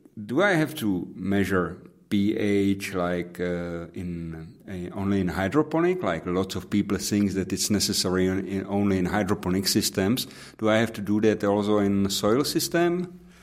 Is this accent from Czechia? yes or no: yes; Pilsen, Plzeň Region, Czechia; English is a second language; my hometown in Pilsen